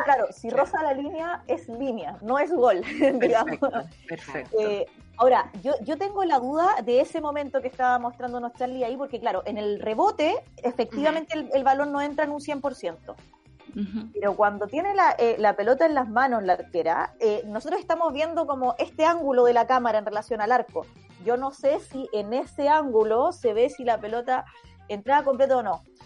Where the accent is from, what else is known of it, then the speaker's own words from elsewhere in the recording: Chile; nosotras que somos de Chile